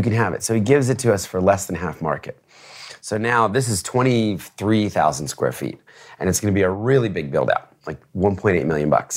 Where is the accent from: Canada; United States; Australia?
United States; New Jersey; also born or lived in Philadelphia; now in New York City, United States; raised in New Jersey